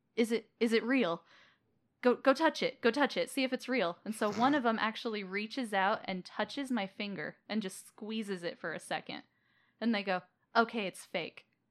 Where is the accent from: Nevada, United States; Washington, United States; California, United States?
Nevada, United States; Las Vegas; I was born and raised in Las Vegas